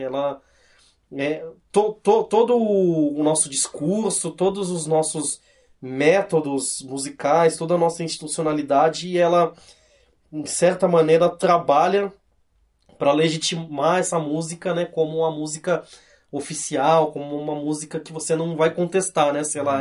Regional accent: Cosmópolis, São Paulo, Brazil; also born or lived in Santos; Eu, na verdade eu nasci em Santos, mas eu fui para Cosmópolis eu era muito criança

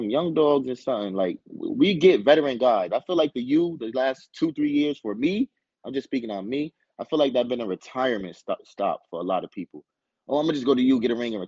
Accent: Paterson, New Jersey, United States; I'm from Patterson. I never left home.

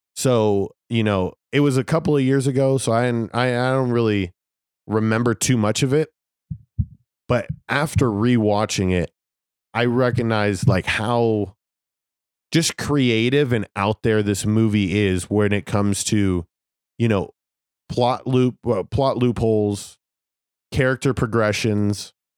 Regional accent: Las Vegas, Nevada, United States; I'm from Las Vegas

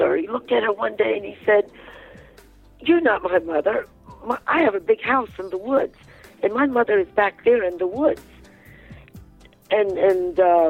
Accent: Fredericksburg, Virginia, United States; I was born and raised in Fredericksburg, Virginia

